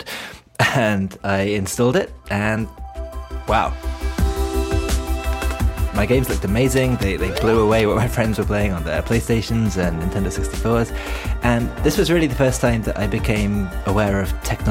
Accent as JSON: {"language": "English", "country": "United Kingdom", "moved": "yes", "lives_now": "Japan", "said": "I'm British and I live in Japan"}